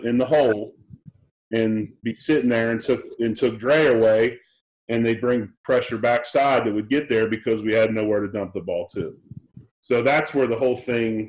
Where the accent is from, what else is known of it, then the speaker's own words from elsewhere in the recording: Philadelphia, Pennsylvania, United States; now in Tulsa, United States; I'm from Philadelphia.